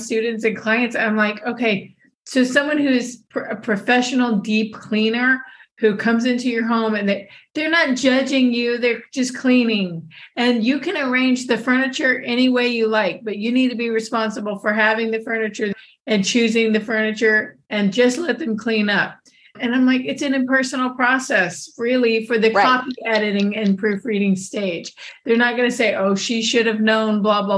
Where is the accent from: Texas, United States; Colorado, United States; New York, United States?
Texas, United States; I'm a Texan